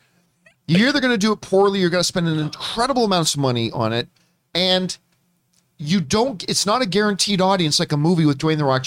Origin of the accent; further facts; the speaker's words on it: Hamilton, Ontario, Canada; when I was a kid in our neighborhood, growing up on Carson Drive in Hamilton, Ontario